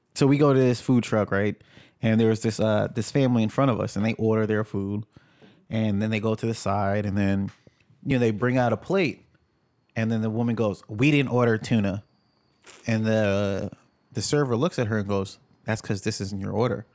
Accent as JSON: {"language": "English", "region": "New York", "country": "United States", "also_born_or_lived": "Jamaica", "said": "being a New Yorker"}